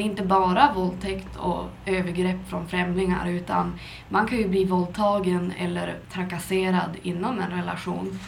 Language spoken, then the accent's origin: Swedish; Skellefteå, Västerbotten County, Sweden; moved away; Jag är från Skellefteå men jag har varit ute och flängt runt både i utlandet och inom landet